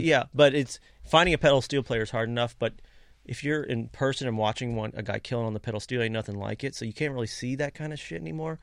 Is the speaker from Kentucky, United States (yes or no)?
yes; Kentucky, United States; growing up in Kentucky